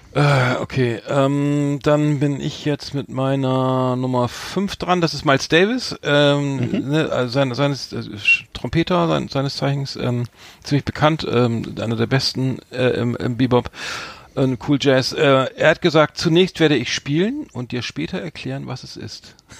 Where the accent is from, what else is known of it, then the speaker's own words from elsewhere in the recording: Bremen, Germany; als Bremer nicht der, der geborene Großstädter